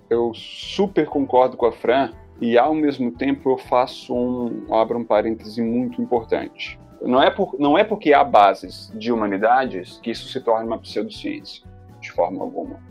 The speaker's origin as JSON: {"language": "Portuguese", "town": "Belo Horizonte", "region": "Minas Gerais", "country": "Brazil", "tie": "born or raised there", "said": "Eu nasci em Belo Horizonte, numa metrópole"}